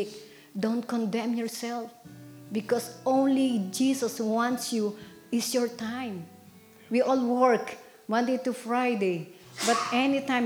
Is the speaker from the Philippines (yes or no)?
yes; Philippines; now in United States; I came far from Philippines